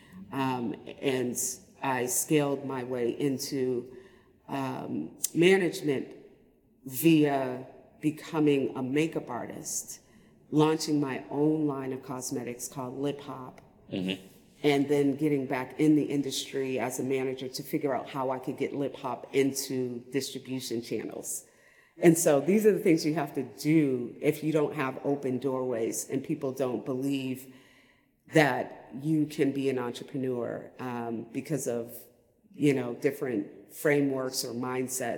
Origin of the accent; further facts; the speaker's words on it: Boston, Massachusetts, United States; I'm from Roxbury